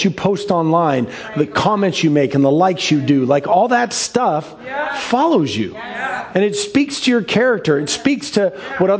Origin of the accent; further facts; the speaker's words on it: Seattle, Washington, United States; I grew up in North Seattle in Ballard, mean streets of Ballard